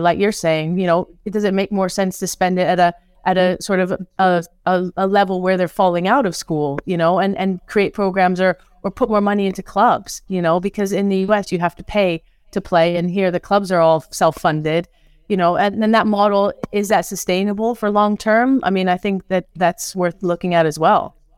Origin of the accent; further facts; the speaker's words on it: New Zealand; now in England; as a Kiwi